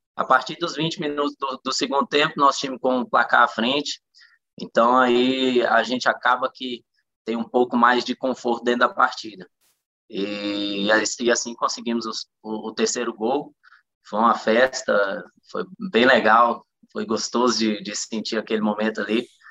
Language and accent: Portuguese; Luziânia, Goiás, Brazil; also born or lived in Taguatinga, Federal District; minha vida inteira foi aqui em Lusiânia